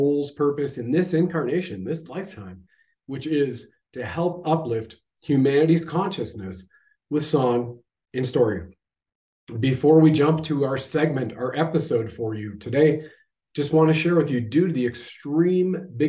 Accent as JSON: {"language": "English", "country": "Canada"}